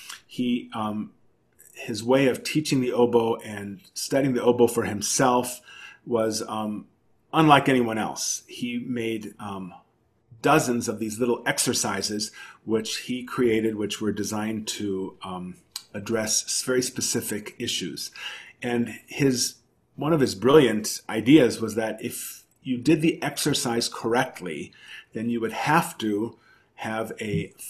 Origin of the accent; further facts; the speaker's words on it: Chicago, Illinois, United States; growing up in Chicago